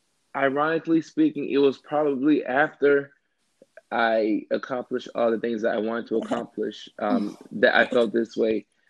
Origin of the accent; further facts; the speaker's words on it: Georgia, United States; not being accepted to any colleges in my home state, which was Georgia at the time.